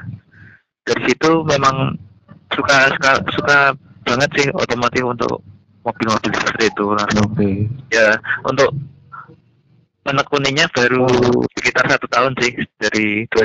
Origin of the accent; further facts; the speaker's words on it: Pati, Central Java, Indonesia; Saya berasal dari Pati.